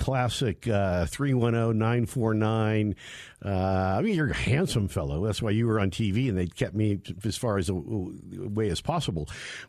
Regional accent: Northern California, United States; moved away; also born or lived in San Diego; I'm from Northern California, then lived in Southern California, and then San Diego before I came here.

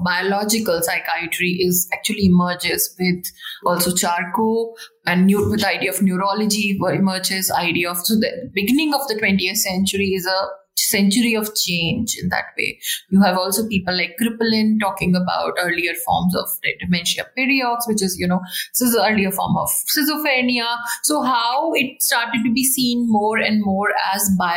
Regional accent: India; as an Indian

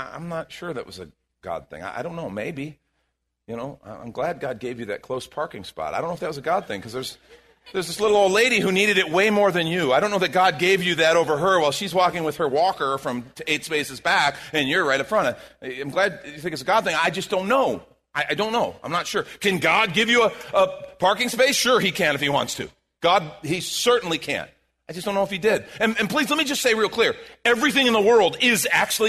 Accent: Chicago, Illinois, United States; moved away; I'm from Chicago

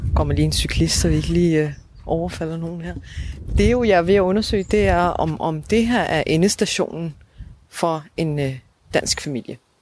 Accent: Odense, Southern Denmark, Denmark; jeg kommer selv fra Volsmose

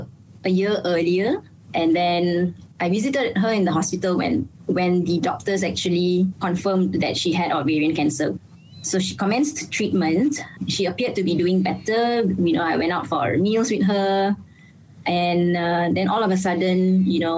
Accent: Malaysia; Being a Malaysian

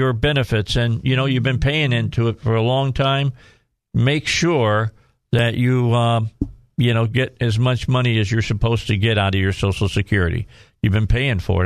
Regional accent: Chicago, Illinois, United States; moved away; I grew up outside of Chicago, so for 28 years

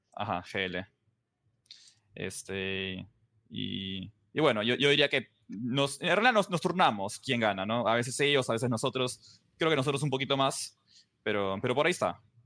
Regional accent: Peru; yo soy el único peruano, estamos yo peruano

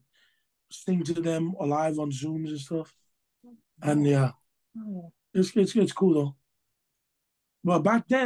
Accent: Hawaii, United States; I'm Hawaiian at heart, you know, grew up, born and raised Hawaii

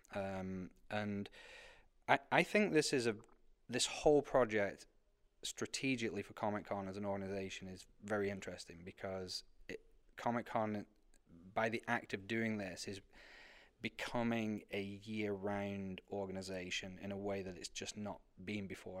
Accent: United Kingdom; moved away as an adult; now in United States; I came from Britain

